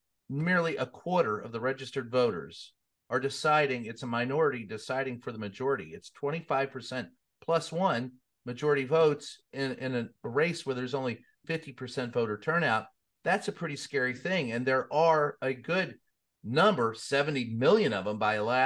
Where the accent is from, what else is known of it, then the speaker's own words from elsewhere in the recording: the South, United States; I grew up in the South